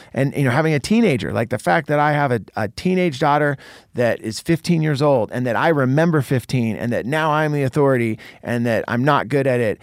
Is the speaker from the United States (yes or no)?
yes; Santa Cruz, California, United States; moved away; Santa Cruz, my hometown